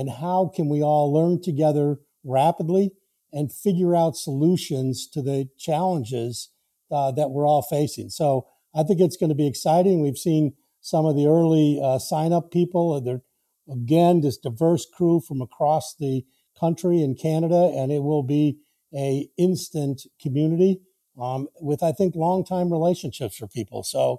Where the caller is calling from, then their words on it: Camden, Maine, United States; I'm with you here from the shores of the harbor of Camden, Maine.